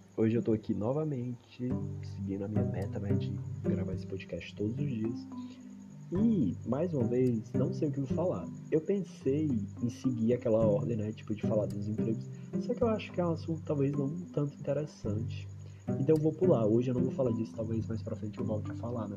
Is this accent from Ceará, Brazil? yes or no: yes; Ceará, Brazil; eu mal saí do Ceará